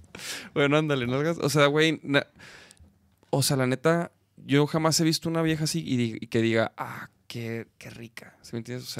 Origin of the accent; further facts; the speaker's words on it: Chihuahua, Mexico; somos de Chihuahua